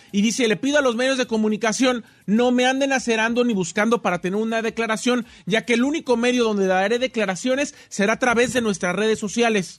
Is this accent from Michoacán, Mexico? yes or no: yes; Morelia, Michoacán, Mexico; yo soy de Morelia, Michoacán.